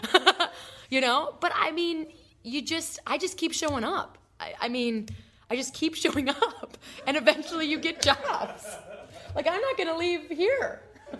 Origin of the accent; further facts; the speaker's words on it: Midwest, United States; I'm from the Midwest